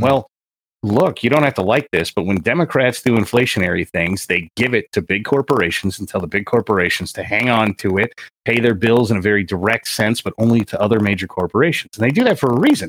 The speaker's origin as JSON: {"language": "English", "region": "California", "country": "United States", "tie": "born or raised there", "said": "I grew up in California"}